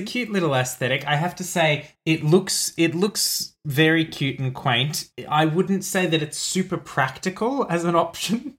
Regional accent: Australia; being Australian

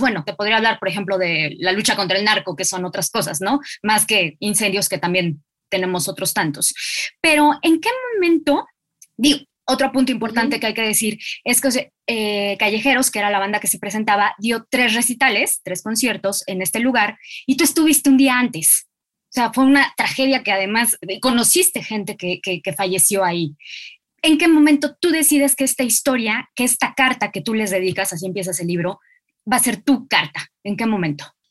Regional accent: Mexico; also born or lived in Buenos Aires, Argentina; yo desde acá como mexicana

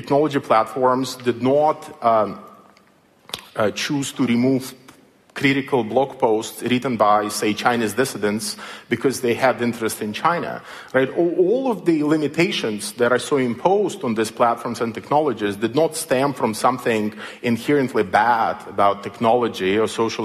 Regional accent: Belarus; moved away; I come from Belarus, as you might have noticed from my accent

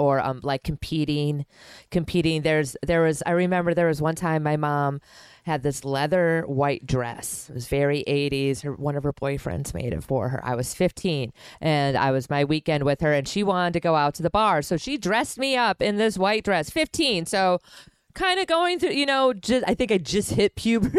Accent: Milwaukee, Wisconsin, United States; I'm from Milwaukee

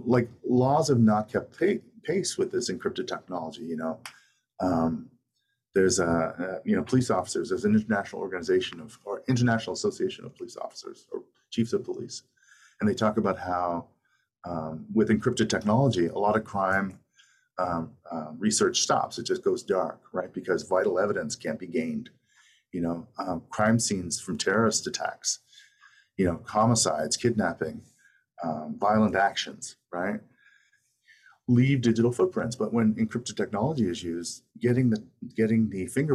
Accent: Canada; now in Brooklyn, United States; I'm from Canada originally

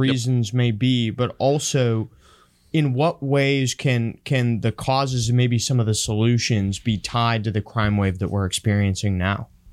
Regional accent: Honduras; moved away; I grew up in Honduras

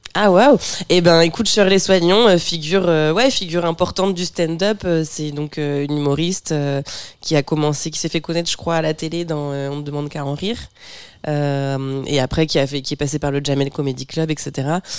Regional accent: Bernay, Normandy, France; à Bernay, là où j'ai là où j'ai grandi

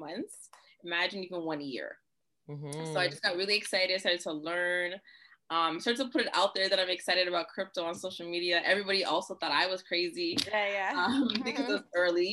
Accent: Toronto, Ontario, Canada; I'm from Toronto

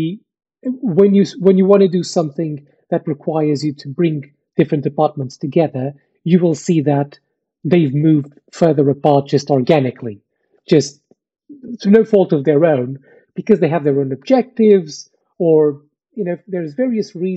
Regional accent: Portugal; moved away as an adult; now in United Kingdom; I wasn't born in the UK. I was born in Portugal. I moved to the UK 10 years ago

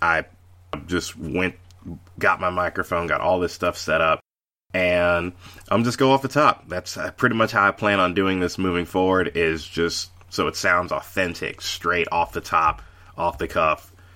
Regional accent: Charlotte, North Carolina, United States; the Hornets. I mean, that's, that's my hometown team.

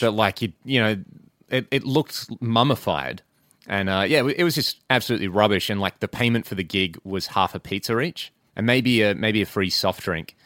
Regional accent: Western Australia, Australia; we're all from Western Australia

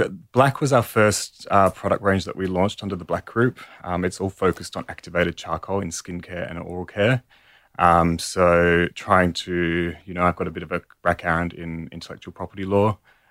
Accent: Perth, Western Australia, Australia; moved away; also born or lived in Paris, France; I'm from Perth originally, the other side of the country.

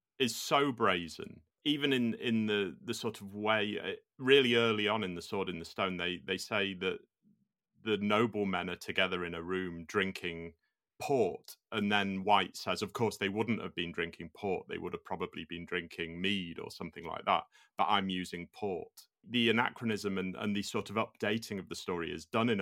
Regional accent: United Kingdom; being British

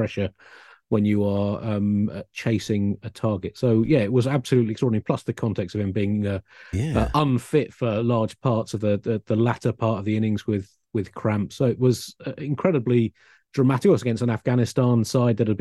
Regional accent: Tunbridge Wells, South East England, United Kingdom; I grew up in Tunbridge Wells

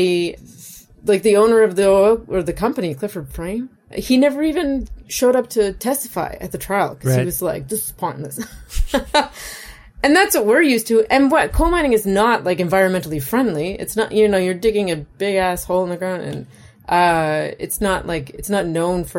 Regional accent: Cape Breton Island, Maritime Provinces of Canada, Nova Scotia, Canada; moved away as an adult; also born or lived in Toronto / New York / Alberta; I grew up on an island where workers were treated like shit

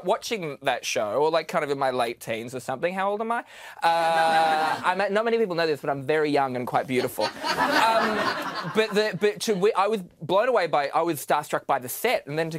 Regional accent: Newcastle, New South Wales, Australia; I grew up in Newcastle

